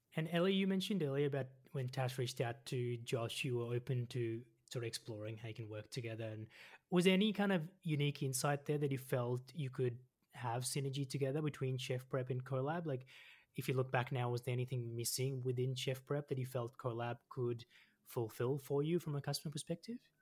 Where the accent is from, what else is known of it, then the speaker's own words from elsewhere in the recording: Melbourne, Victoria, Australia; now in Sydney, Australia; I grew up in Melbourne, so I grew up in the southeast in uh, Montana South, so I know Melbourne really well, and now I live in Sydney.